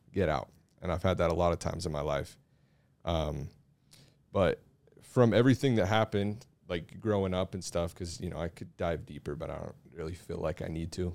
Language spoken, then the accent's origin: English; Mill Creek, United States; I'm from here